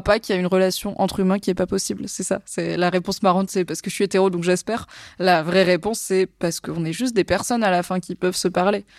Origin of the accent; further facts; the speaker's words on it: Valence, Auvergne-Rhône-Alpes, France; moved away as an adult; also born or lived in Lyon / Lille / Alsace; quand j'étais ado à Valence